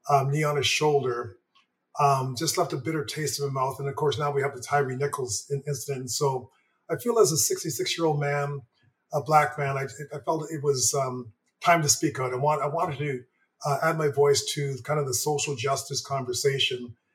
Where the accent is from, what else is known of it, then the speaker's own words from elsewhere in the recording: Montreal, Quebec, Canada; born there; Again, I was born in Montreal, um, so I was a Montreal Canadiens um, fan.